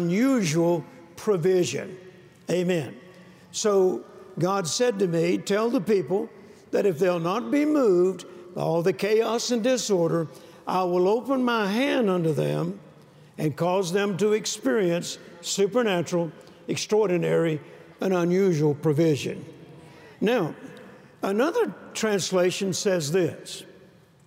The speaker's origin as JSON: {"language": "English", "region": "Louisiana", "country": "United States", "tie": "born or raised there", "also_born_or_lived": "Mississippi", "said": "I was born in Mississippi, and then we moved to Louisiana, and I didn't see my grandparents as often as I did when I was in Mississippi"}